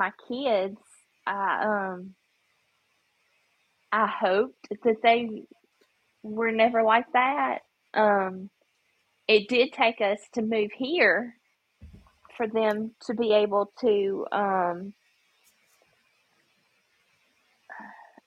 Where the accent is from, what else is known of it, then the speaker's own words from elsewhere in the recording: Memphis, Tennessee, United States; now in Mississippi, United States; When I grew up in Memphis, that, you know, kids there are just like, you know, you got to fight for your own